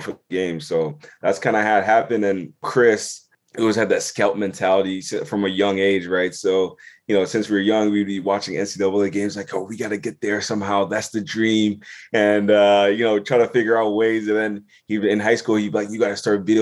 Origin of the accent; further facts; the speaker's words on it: Southern Ontario, Canada; also born or lived in Toronto / Ghana (ancestry) / United States; grew up in Southern Ontario. You know, my dad, you know, moved, you know, we're from Ghana originally. I was born in Toronto, then obviously moved to Southern Ontario